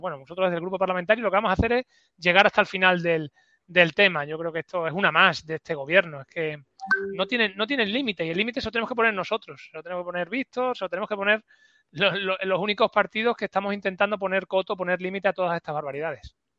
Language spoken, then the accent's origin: Spanish; Extremadura, Spain; lo que me niega a mí como extremeño